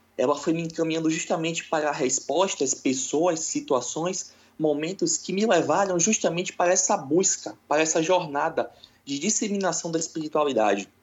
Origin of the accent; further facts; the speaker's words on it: Salvador, Bahia, Brazil; sou de Salvador, na Bahia, uma terra muito boa